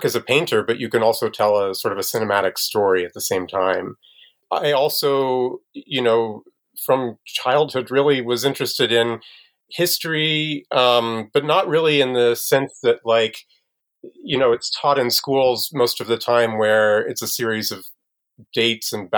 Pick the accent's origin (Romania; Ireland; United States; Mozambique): United States; Harrisonville, Missouri; I grew up in Harrisonville, Missouri, which is a little bit south of Kansas City.